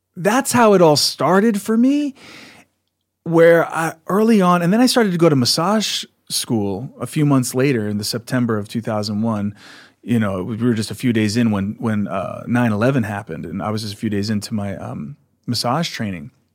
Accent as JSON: {"language": "English", "area": "outside of Philadelphia", "region": "Pennsylvania", "country": "United States", "tie": "born or raised there", "also_born_or_lived": "Sedona, Arizona", "moved": "yes", "said": "where I grew up outside of Philadelphia."}